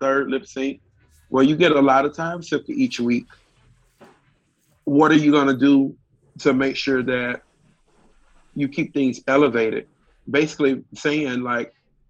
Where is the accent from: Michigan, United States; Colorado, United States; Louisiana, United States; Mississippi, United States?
Mississippi, United States; growing up in Mississippi